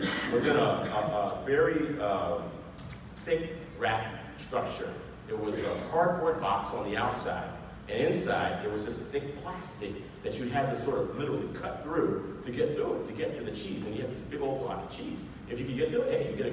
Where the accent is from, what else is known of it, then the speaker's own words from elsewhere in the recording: Bay Area, California, United States; also born or lived in Monterey, California; I'm a Bay Area native. I was born in Monterey at Fort Ord, when it was still Fort Ord